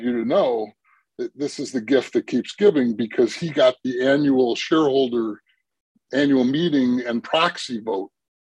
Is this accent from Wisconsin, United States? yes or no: yes; Milwaukee, Wisconsin, United States; now in Minnesota, United States; I am not from Minnesota originally. Okay. Though I'm from Milwaukee